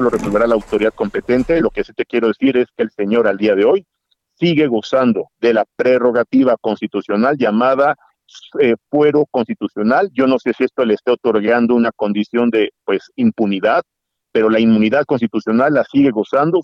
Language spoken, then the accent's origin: Spanish; Mexico; A mí como mexicano